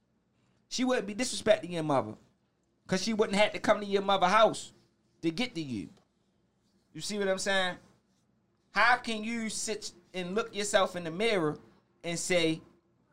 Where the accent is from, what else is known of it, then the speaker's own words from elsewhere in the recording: Baltimore, Maryland, United States; I'm from Park Heights Avenue. I'm from Park Heights and Oakley, to be exact.